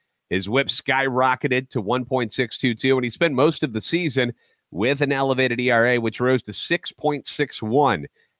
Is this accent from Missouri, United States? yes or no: yes; St. Louis, Missouri, United States; born and raised in the Lou, lifetime Cardinals fan